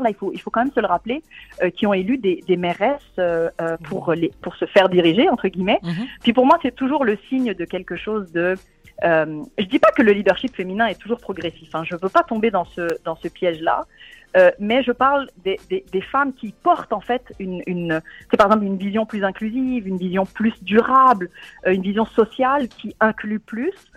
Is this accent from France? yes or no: no; Tunisia; moved away; mon pays d'origine, la Tunisie